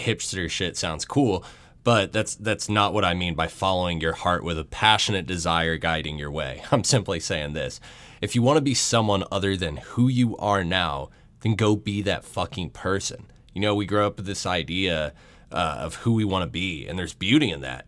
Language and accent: English; Atlanta, Georgia, United States; my hometown, Atlanta, Georgia